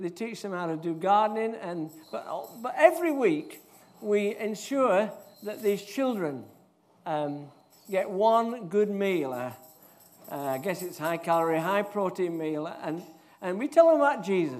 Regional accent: Yorkshire and the Humber, United Kingdom; moved away; also born or lived in Edinburgh; I'm from Yorkshire

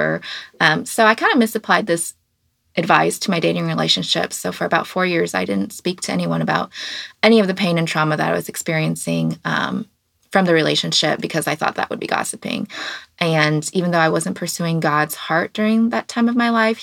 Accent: Kansas City, Kansas, United States; now in Kansas City, Missouri, United States; I am from the Kansas City area, specifically the Kansas side. But now I live on the Missouri side, so now I identify as a Missourian. But I grew up here

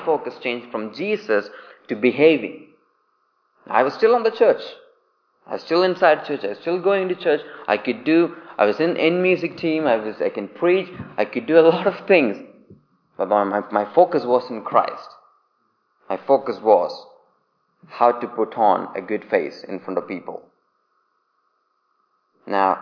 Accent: India; accent: Indian English; moved away as an adult; now in England; I grew up in India

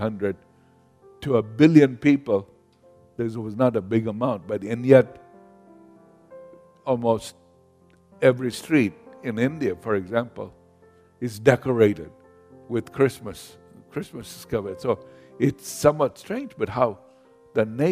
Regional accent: Kenya; moved away; I grew up in Kenya, in Africa.

